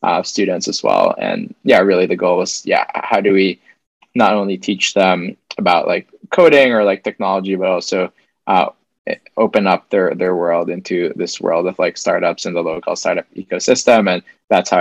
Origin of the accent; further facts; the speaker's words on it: Philippines; moved away as an adult; I grew up in the Philippines first 18 years.